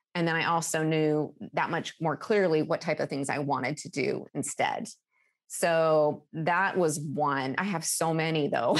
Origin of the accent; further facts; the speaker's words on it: Alaska, United States; moved away as an adult; now in Seattle, United States; growing up in Alaska